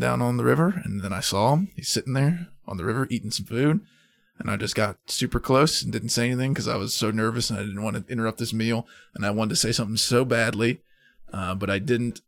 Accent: Madison, United States; my hometown of Madison when I was in high school

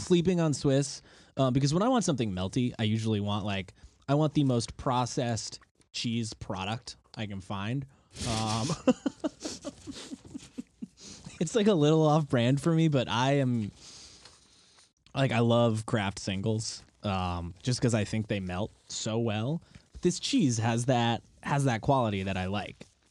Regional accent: Connecticut, United States; I grew up in Connecticut

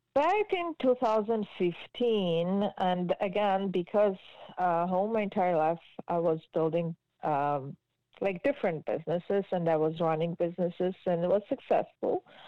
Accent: Georgia; English is a second language; moved away as an adult; also born or lived in Israel; now in Markham, Canada; I moved from Georgia when I was 19 years old

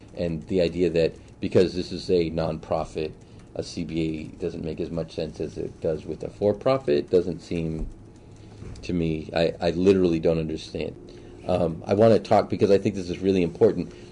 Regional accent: Boston, Massachusetts, United States; now in Chicago, United States; Born and raised in Boston, uh, went to Suffolk University for undergrad

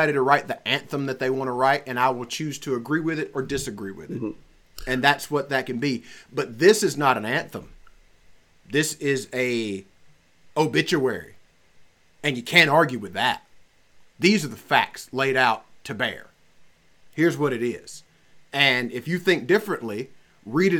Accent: Alabama, United States; I'm from Alabama.

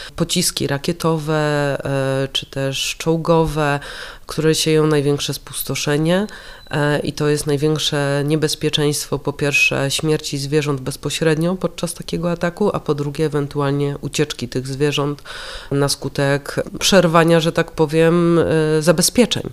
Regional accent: Warsaw, Masovian Voivodeship, Poland; ja jestem warszawianką.

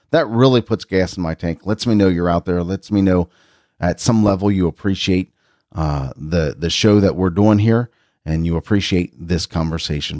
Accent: Cincinnati, Ohio, United States; I grew up here in Cincinnati

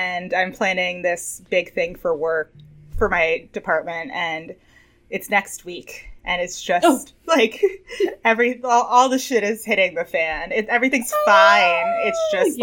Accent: New York City, New York, United States; I'm from New York City

